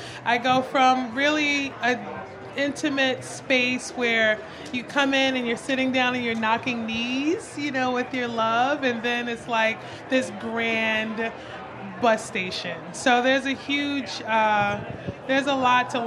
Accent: New York City, New York, United States; moved away as an adult; now in Savannah, United States; I'm born and raised in New York City

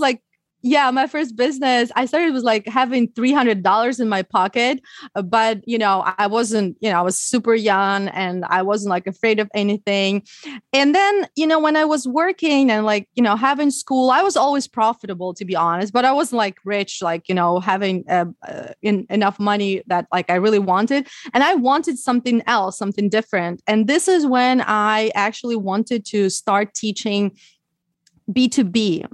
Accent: Ukraine; English is a second language; moved away as an adult; also born or lived in Odessa; now in United States; i learned english when i was in ukraine i didn't live in the us when i was a when i was a child

